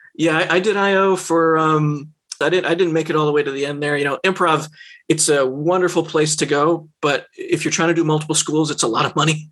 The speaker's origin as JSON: {"language": "English", "region": "New York", "country": "United States", "tie": "born or raised there", "moved": "as an adult", "lives_now": "Chicago, United States", "said": "growing up in New York"}